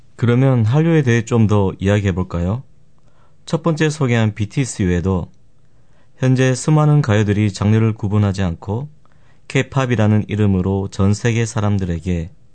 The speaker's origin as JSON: {"language": "Korean", "region": "Gyeongsang", "country": "South Korea", "tie": "born or raised there", "accent": "Gyeongsang dialect", "said": "제가 경상도 출신이라 사투리도 많이 쓰고"}